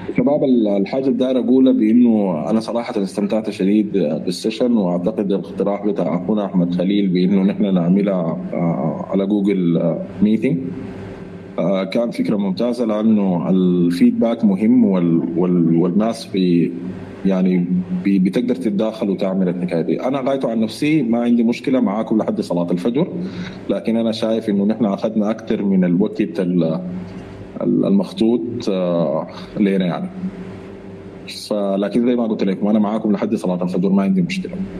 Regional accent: Sudan; نحن كسودانيين

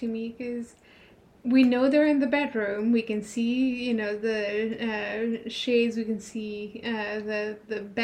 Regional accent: France; moved away; I am originally from France.

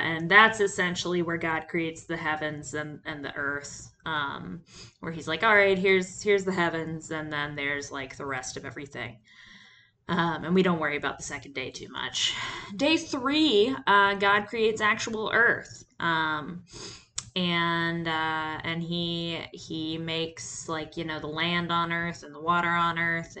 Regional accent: Georgia, United States; having grown up in the Bible Belt, in what the experts call Feck Nowhere, Georgia

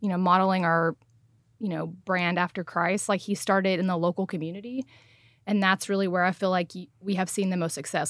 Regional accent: Saline?, Texas, United States; now in Frisco, United States; born and raised in Salina, Texas

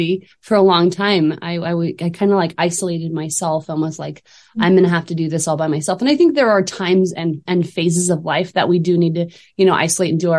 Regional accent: Utah, United States; moved away as an adult; now in Idaho, United States; growing up in Utah with the LDS community surrounding me

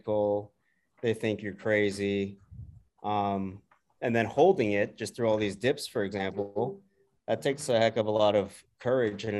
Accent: Bay Area, California, United States; I'm born and raised in the Bay Area

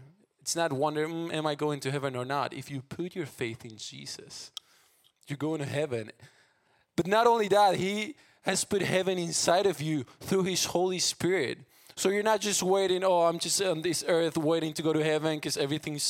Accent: Argentina; English is a second language; moved away as an adult; now in United States; I'm from Argentina. I grew up there, moved 3 years ago to the States

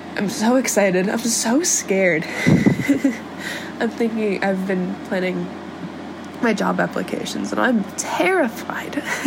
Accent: San Diego, California, United States; moved away; also born or lived in Chicago, Illinois; I'm from San Diego. I was born in Pacific Beach and partially raised in La Jolla

